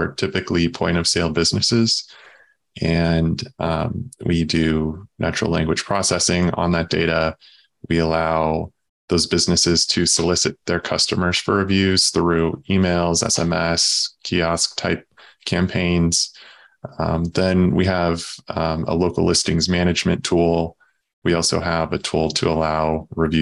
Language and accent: English; Southern Illinois, United States; moved away as an adult; also born or lived in St. Louis, Missouri / Chicago, Illinois; now in Southwest Michigan, United States; I grew up in Southern Illinois